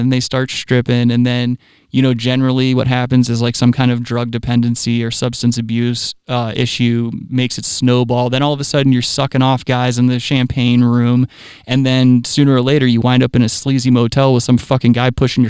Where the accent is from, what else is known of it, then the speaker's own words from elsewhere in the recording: Myrtle Beach, South Carolina, United States; I know for a fact, like I've grown up, I grew up in Myrtle Beach.